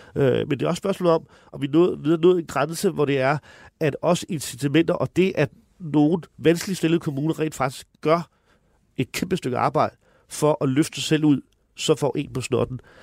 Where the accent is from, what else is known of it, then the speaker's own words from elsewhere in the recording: Høje-Taastrup, Capital Region of Denmark, Denmark; jeg kommer fra Høje Taastrup